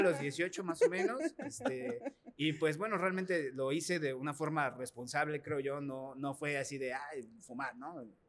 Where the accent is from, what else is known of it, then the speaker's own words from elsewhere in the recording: Mexico; nosotros como mexicanos